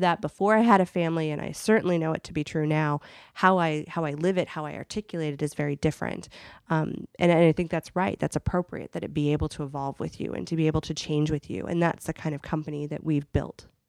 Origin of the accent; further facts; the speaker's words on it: Akron, Ohio, United States; now in Chicago, United States; I'm from from Akron, Ohio